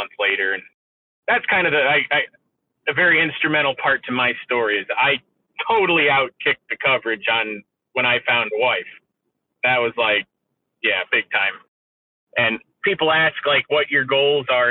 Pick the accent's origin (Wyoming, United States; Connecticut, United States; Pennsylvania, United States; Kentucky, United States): Pennsylvania, United States; Northeast; now in central Pennsylvania, United States; where I grew up in Northeast Pennsylvania, there really weren't a lot of dairy farms left